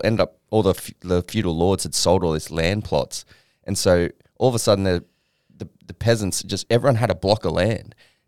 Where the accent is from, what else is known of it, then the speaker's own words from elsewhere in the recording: Queanbeyan, New South Wales, Australia; I'm from Queanbeyan